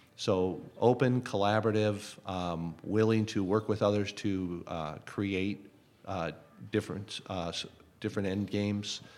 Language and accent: English; Los Angeles, California, United States; also born or lived in United Kingdom; I grew up here in the Los Angeles area